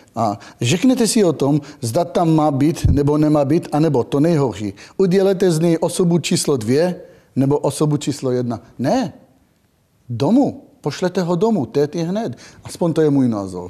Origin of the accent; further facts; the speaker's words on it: Israel; Czech is a second language; moved away as an adult; now in Czech Republic; pocházím z Izraele takže narodil jsem do války, žil jsem pořád ve, ve stresu